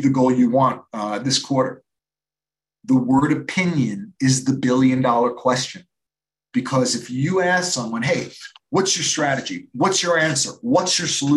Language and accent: English; New York, United States; I'm from New York